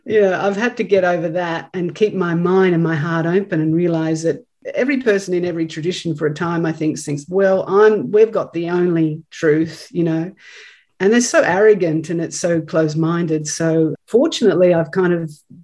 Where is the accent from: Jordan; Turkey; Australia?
Australia; as an Australian native